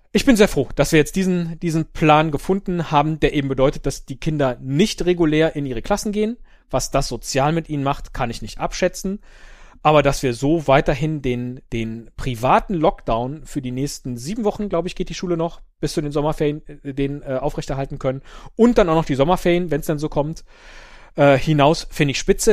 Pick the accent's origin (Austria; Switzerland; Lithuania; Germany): Germany; Rhineland; als geborener Rheinländer